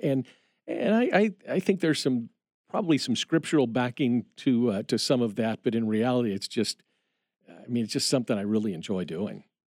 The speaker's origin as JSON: {"language": "English", "region": "Indiana", "country": "United States", "tie": "born or raised there", "said": "we grew up in Indiana"}